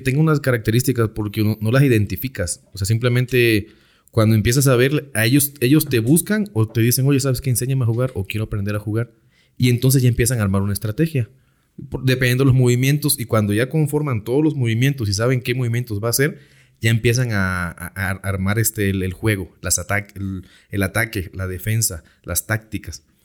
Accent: Juan Rodríguez Clara, Veracruz, Mexico; Soy originario de Veracruz. Vivo en, un municipio llamado Juan Rodríguez Clara, Veracruz.

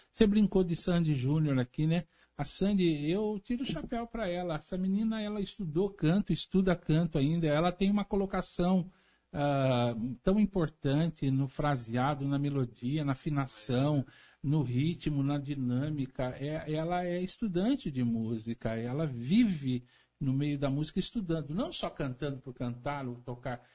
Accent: Santa Bárbara d'Oeste, São Paulo, Brazil; eu sou apaixonado por Santa Bárbara do Oeste

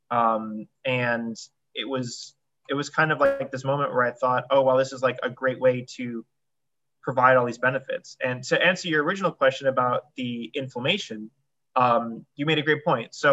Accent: New York, United States; So like Julie said, I came from New York.

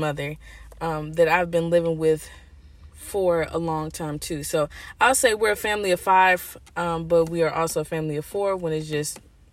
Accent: St. Louis, Missouri, United States; also born or lived in Florida / New York / Baltimore, Maryland / Chicago; I was born in St. Louis. But after traveling, we came back to St. Louis, and I started going to school

